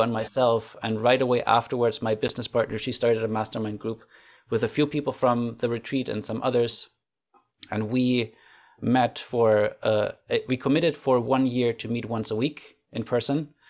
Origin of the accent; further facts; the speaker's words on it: Germany; moved away as an adult; now in Canada; I grew up in Germany